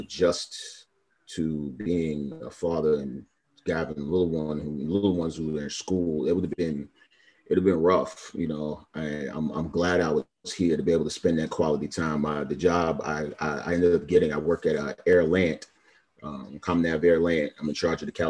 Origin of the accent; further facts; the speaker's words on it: New York City, New York, United States; moved away; also born or lived in Miami, Florida; I'm originally from Brooklyn, New York, but I lived in Miami like the last almost 7 years before I joined the Navy